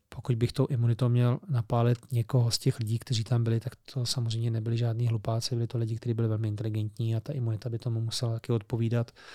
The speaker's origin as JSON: {"language": "Czech", "country": "Czechia", "said": "my jako Češi"}